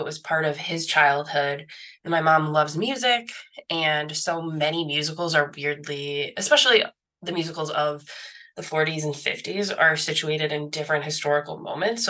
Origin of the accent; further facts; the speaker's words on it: Chicago, Illinois, United States; I grew up in the Chicago area